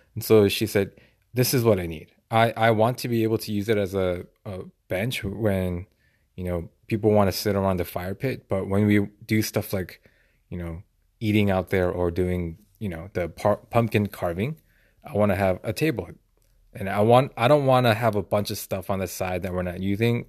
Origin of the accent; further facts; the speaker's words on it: United States; I grew up in America